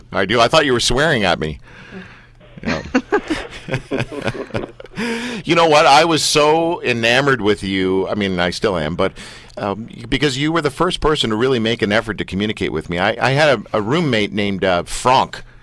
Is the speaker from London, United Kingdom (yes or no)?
yes; London, United Kingdom; I was born in London.